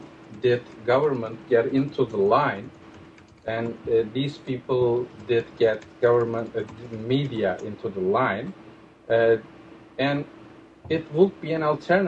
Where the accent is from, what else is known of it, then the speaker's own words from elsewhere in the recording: Turkey; I'm from Turkey